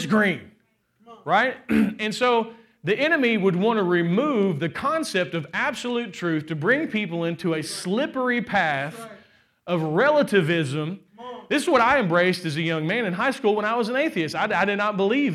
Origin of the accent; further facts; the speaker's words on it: Kentucky, United States; I'm from Kentucky